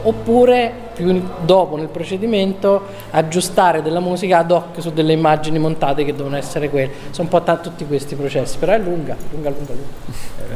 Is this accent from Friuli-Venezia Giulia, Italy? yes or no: no; Perugia, Umbria, Italy; now in Milan, Italy; Perugino di sopra